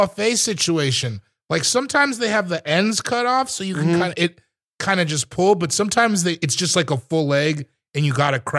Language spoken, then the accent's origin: English; Washington, United States; I also grew up in Washington State.